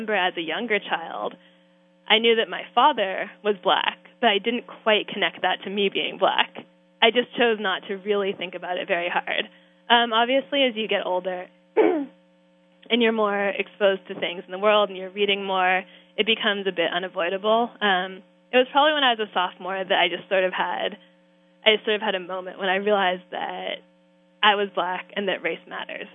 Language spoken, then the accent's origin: English; San Francisco Bay Area, California, United States; I'm from California, but I'm also from the San Francisco Bay Area